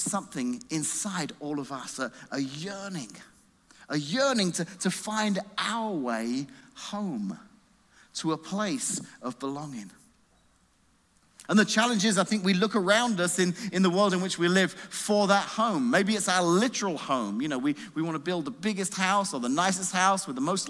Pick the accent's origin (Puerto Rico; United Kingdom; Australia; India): United Kingdom; England; now in United States; We're going back to England to see my mum